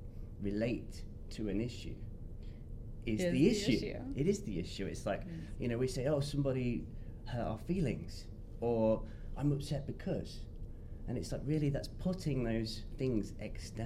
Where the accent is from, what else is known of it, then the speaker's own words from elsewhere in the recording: England, United Kingdom; England. Yes, I'm British